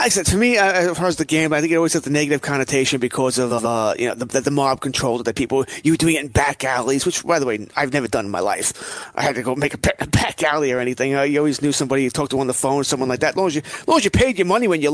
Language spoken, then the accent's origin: English; New York City, New York, United States; I grew up in Howard Beach